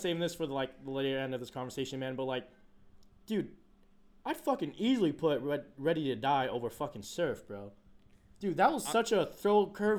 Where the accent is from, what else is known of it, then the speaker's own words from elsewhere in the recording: West Coast, United States; I'm from the West Coast.